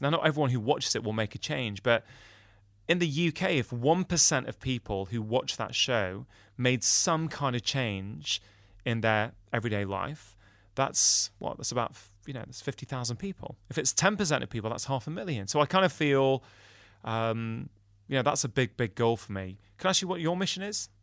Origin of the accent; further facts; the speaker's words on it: United Kingdom; I'm a Brit